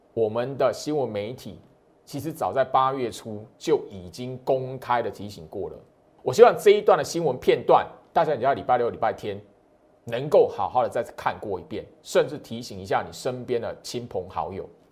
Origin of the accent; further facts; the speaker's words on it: Taiwan; 虽然我是台湾人